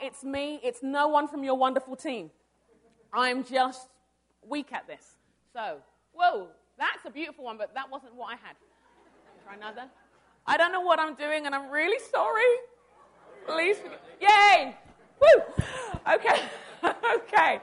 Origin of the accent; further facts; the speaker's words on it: London, United Kingdom; moved away as an adult; now in Arden Hills, United States; I was born in London. I was born in London, England. My parents are Nigerian, and I moved here with my husband about 10 years ago.